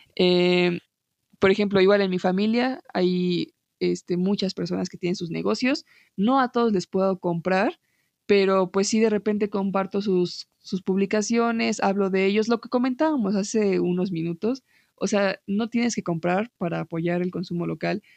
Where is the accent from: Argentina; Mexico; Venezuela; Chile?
Mexico; tú y yo somos de México